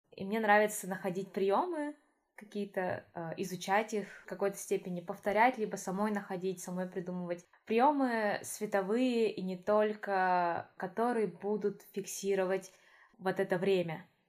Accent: Yakutia, Sakha Republic, Russia; moved away as an adult; now in Moscow, Russia; Я из Якутии.

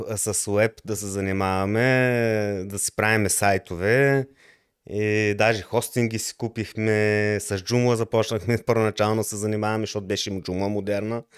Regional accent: Lovech, Lovech Province, Bulgaria; moved away as an adult; also born or lived in Levski, Bulgaria; now in Germany; Роден съм в България, в град Левски, но доста от по-голямата част от живота ми съм живял в град Ловеч.

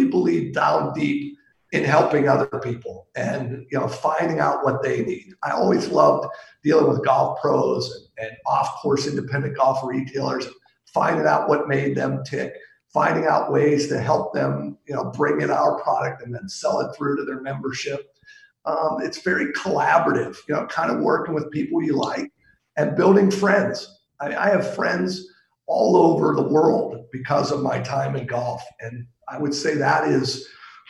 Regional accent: Pittsburgh, Pennsylvania, United States; I'm from Pittsburgh

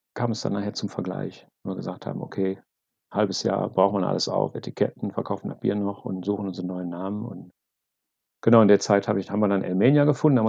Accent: Wuppertal, North Rhine-Westphalia, Germany; now in Bonn, Germany; momentan komme ich aus Bonn. Ursprünglich komme ich aus Wuppertal

